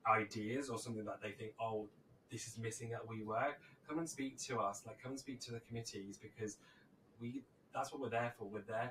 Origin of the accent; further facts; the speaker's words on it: United Kingdom; obviously I'm a gay man, but I don't identify as a white gay man. I'm a person of colour. I'm Greek, even though I'm British.